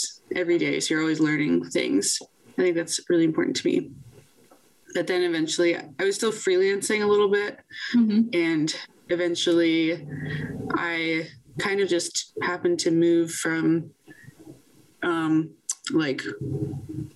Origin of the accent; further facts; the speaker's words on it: Virginia, United States; Virginia Commonwealth University, in my home state of Virginia